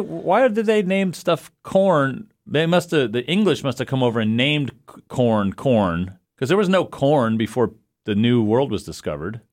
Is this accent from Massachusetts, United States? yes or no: yes; Massachusetts, United States; also born or lived in Long Island, New York; my parents moved from, uh, Long Island to Massachusetts when I was two